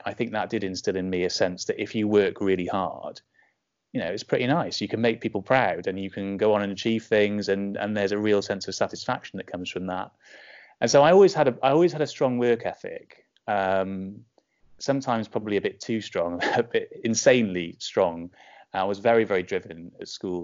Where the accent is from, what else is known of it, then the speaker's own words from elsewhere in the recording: Bridgend, Wales, United Kingdom; I grew up in Bridgend in South Wales